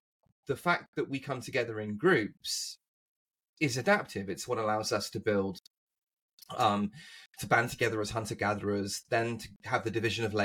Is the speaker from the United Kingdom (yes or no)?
yes; England, United Kingdom; moved away; as an Englishman growing up